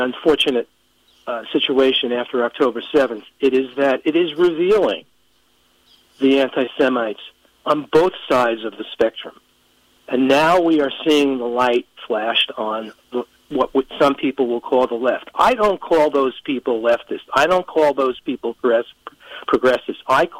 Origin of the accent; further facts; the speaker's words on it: New York City, New York, United States; now in Oakland, United States; I grew up in Brooklyn